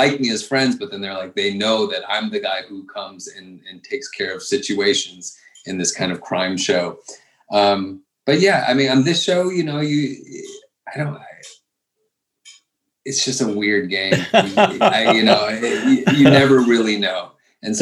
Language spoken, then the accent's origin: English; Virginia, United States; I was born in Virginia